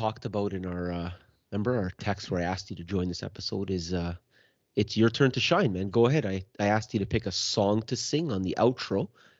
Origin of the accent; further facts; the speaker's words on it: Canada; Like, I don't know. As a Canadian